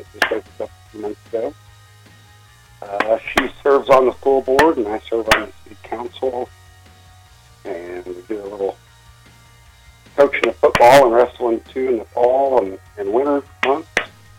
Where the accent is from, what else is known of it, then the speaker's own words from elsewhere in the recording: Haviland, Kansas, United States; now in Stafford, United States; I'm out of Stafford, Kansas. Grew up around Havlin, Kansas. Live here.